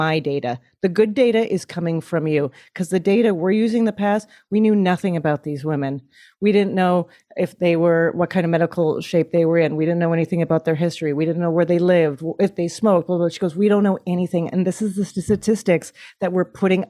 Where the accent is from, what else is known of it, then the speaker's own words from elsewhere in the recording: Canada; now in United States; As a Canadian